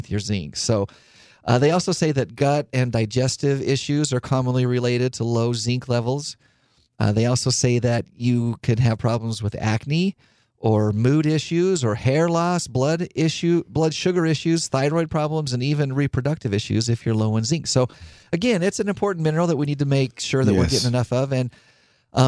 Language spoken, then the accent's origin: English; Idaho, United States; I grew up in Idaho